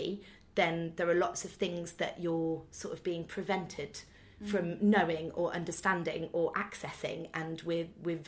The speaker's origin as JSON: {"language": "English", "town": "Nottingham", "region": "East Midlands", "country": "United Kingdom", "said": "we're all from Nottingham"}